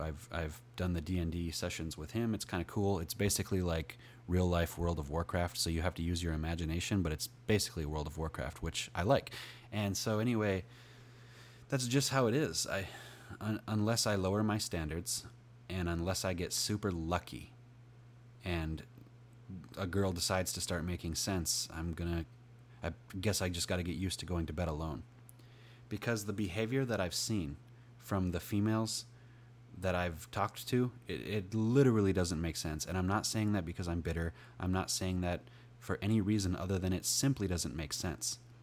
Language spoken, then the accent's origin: English; United States; I'm from America